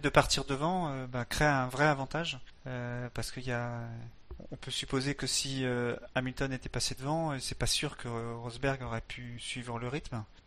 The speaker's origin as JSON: {"language": "French", "country": "France", "said": "on est français"}